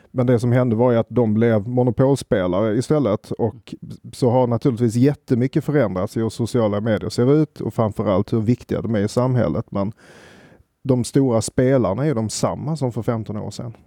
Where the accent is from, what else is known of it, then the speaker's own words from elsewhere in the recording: Sweden; oss som svenskar